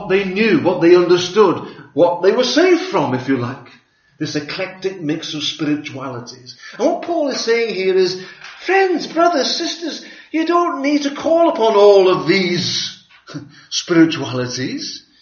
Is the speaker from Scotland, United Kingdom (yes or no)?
no; Liverpool, North West England, United Kingdom; Growing up in Liverpool